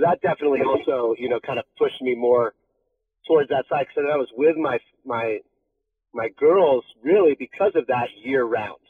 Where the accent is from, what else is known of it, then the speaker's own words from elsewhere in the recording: Laguna Beach, California, United States; I grew up in Laguna